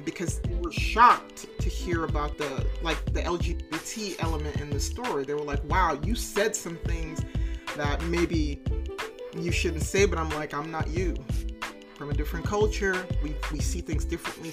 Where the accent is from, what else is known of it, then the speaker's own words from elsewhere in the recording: Bahamas; also born or lived in Tennessee, United States; now in California, United States; I'm from the Caribbean originally. I was born in Bahamas.